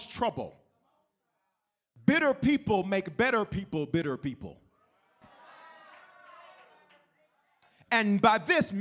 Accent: the South, United States; growing up in the South, you drink coffee, even as little kids

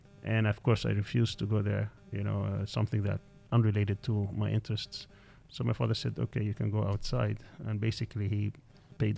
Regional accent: Kuwait; now in Istanbul, Turkey; I was born in Kuwait

